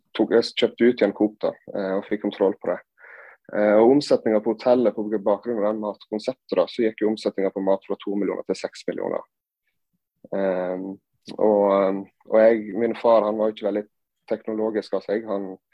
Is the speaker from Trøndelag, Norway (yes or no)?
no; Sandane, Vestland, Norway; also born or lived in Gran Canaria, Spain / Førde / Oslo; Jeg er jo da oppvokst på eh, Gloppen hotell